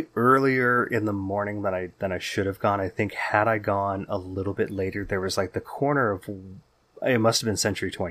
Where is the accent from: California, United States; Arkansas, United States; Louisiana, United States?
California, United States; Bay Area; our memories growing up in the Bay Area in the 80s and 90s